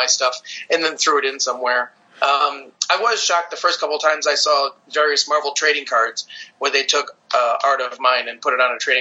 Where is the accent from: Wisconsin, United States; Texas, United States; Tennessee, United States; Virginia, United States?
Wisconsin, United States; Stevens Point; I was raised in Wisconsin, Stevens Point, Wisconsin